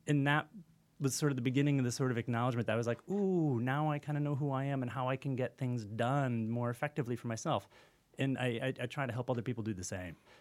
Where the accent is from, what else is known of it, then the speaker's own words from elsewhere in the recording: Kalamazoo, Michigan, United States; I'm from Kalamazoo, Michigan